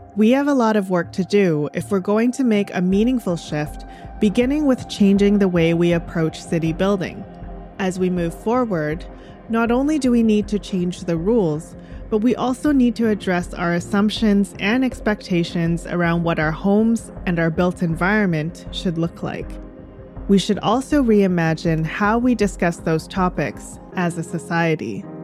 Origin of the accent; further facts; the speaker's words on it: Delta, British Columbia, Canada; where I grew up in North Delta